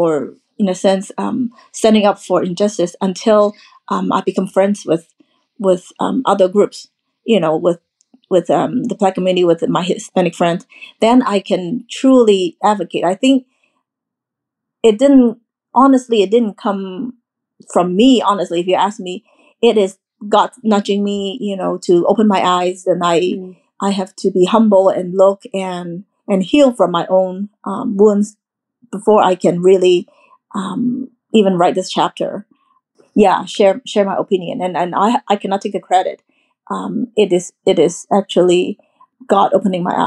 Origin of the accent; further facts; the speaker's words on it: Hong Kong; moved away as an adult; now in United States; when I was growing up in Hong Kong, I was majority.